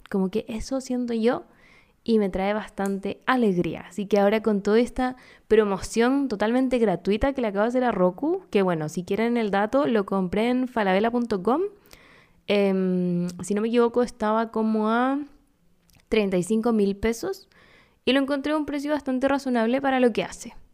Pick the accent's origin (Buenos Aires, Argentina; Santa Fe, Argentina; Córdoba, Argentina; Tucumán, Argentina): Córdoba, Argentina; Yo soy de Córdoba.